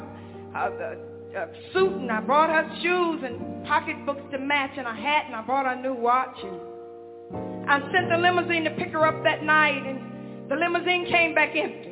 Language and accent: English; Hanceville, Alabama, United States; I was born in Alabama, in Hansville, Alabama.